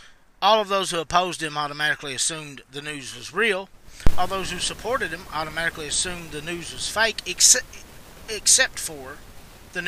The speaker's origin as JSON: {"language": "English", "region": "Eastern Kentucky", "country": "United States", "said": "I'm from Eastern Kentucky"}